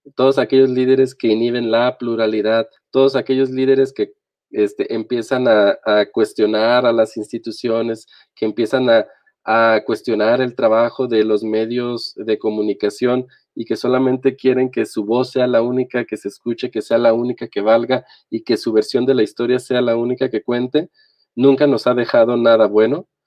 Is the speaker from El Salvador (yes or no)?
no; Mexico; aquí estoy, como están millones de mexicanos